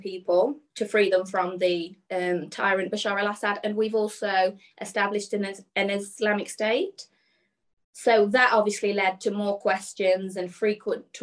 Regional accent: Burton-on-Trent, West Midlands, United Kingdom; also born or lived in Birmingham; I'm from a town called Burton-on-Trent. And growing up, I was just, you know, a normal girl

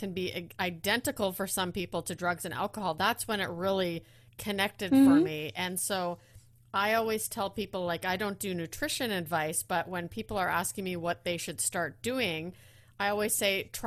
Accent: Netherlands; I was born in the Netherlands

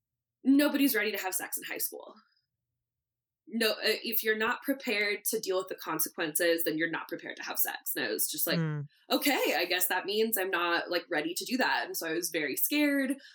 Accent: Santa Rosa, California, United States; I grew up in Northern California

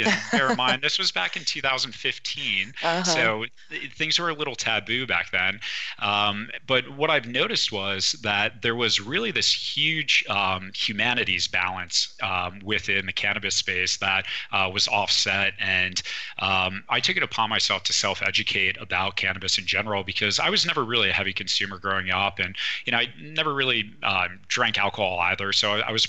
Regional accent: East Coast, United States; moved away; I'm originally from the East Coast, where cannabis really isn't that big of a trend

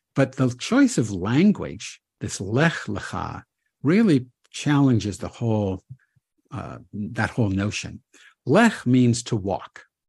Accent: United States; I'm an American

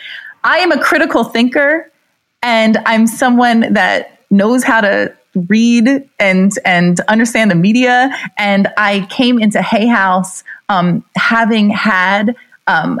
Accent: New Jersey, United States; I'm from New Jersey

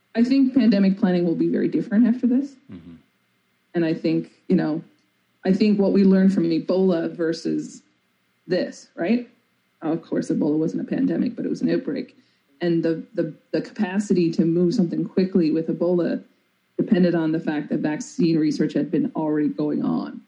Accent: Newfoundland and Labrador, Canada; I'm a Newfoundlander. We're very musically inclined

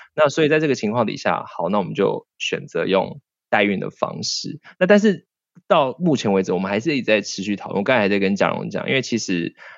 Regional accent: Miaoli County, Taiwan; moved away; 我以前我在苗栗乡下长大

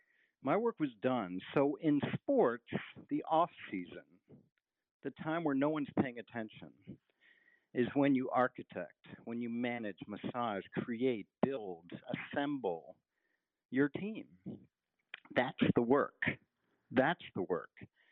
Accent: East Coast, United States; also born or lived in San Francisco; As I mentioned, I'm from the East Coast. I went to college on the West Coast. I lived out near Stanford, San Francisco for a while.

